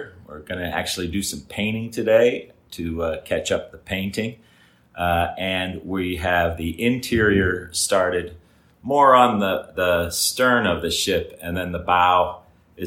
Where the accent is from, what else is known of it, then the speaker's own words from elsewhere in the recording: Philadelphia, Pennsylvania, United States; moved away as an adult; also born or lived in Doylestown, Pennsylvania / Chalfont, Pennsylvania; now in Isla Mujeres, Mexico; I'm from the Philadelphia area. I lived in a suburb north of Philly called Doylestown and Chalfont, which was a neighboring town